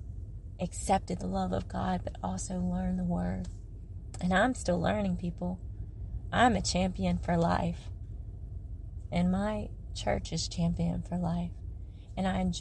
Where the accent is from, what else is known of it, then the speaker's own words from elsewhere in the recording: Okinawa, Japan; I was born in Okinawa, Japan